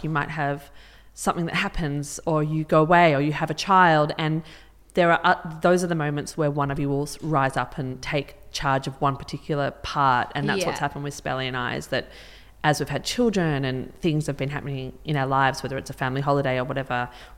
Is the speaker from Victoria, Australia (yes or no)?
yes; Melbourne, Victoria, Australia; moved away as an adult; also born or lived in Sydney; now in Byron Bay, Australia; I'm from Melbourne, and I moved up to Sydney almost 20 years ago